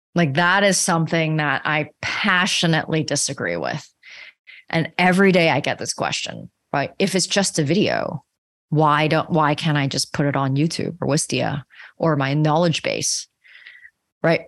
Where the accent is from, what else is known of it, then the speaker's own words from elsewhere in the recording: Canada; I'm also Canadian